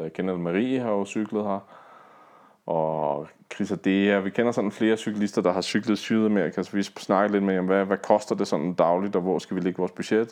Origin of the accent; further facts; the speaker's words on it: Denmark; hjemme i Danmark